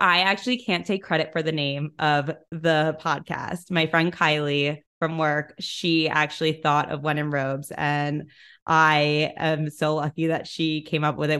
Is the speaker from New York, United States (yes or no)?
yes; New York City, New York, United States; I'm from New York City, I was home for a lot of the pandemic